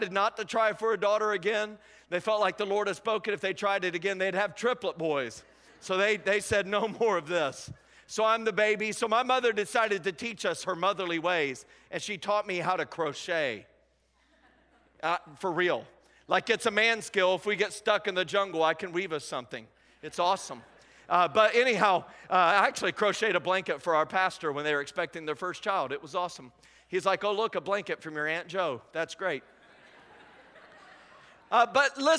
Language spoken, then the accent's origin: English; Indiana, United States; moved away as an adult; now in Anderson, United States; I'm originally from Indianapolis, Indiana, just south of there. I grew up on a farm